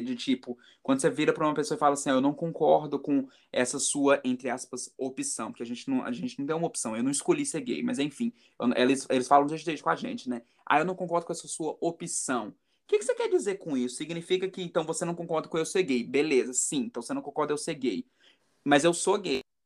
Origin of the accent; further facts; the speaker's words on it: Brazil; now in New York, United States; vir para os Estados Unidos, sair da minha casa, sair da minha da minha cidade natal, sair do meu país